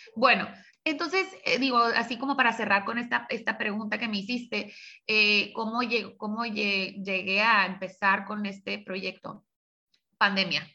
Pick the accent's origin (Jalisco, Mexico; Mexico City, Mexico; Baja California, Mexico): Baja California, Mexico; Tijuana; also born or lived in San Diego, California / Hermosillo, Sonora; nací en San Diego, viví de, pues, de, niña aquí en Tijuana, después viví siete años en Hermosillo, Sonora, y ya en la secundaria regresé a Tijuana y, de aquí no me he movido